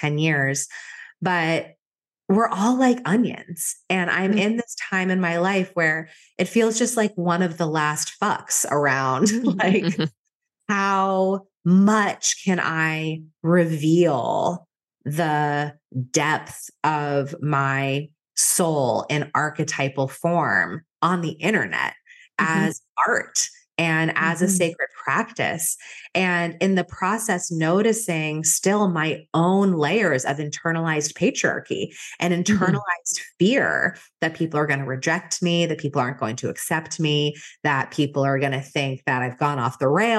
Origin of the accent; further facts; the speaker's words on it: outside of Boston, Massachusetts, United States; I grew up outside of Boston, very close to where I live right now, in a pretty traditional town.